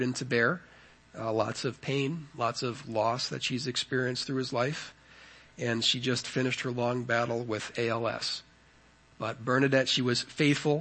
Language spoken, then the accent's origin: English; United States; being an American